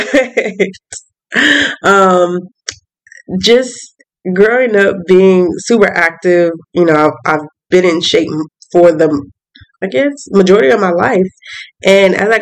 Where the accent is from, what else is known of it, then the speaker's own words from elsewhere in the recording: Atlanta, Georgia, United States; moved away as an adult; also born or lived in Birmingham; I'm from Atlanta